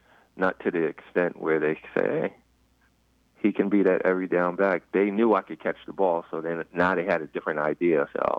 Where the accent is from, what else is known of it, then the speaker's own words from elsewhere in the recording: New York City, New York, United States; moved away as an adult; also born or lived in Iowa City; now in Washington, D.C., United States; I grew up in Queens.